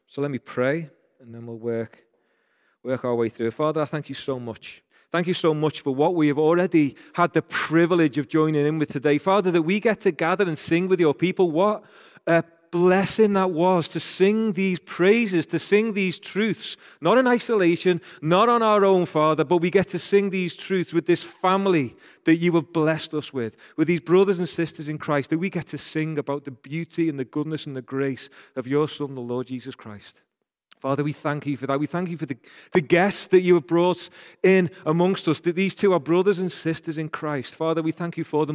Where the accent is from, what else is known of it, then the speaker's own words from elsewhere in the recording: Rainhill, North West England, United Kingdom; accent: Rain Hill accent; I'm from Rain Hill, so people from Rain Hill say "Kerr" like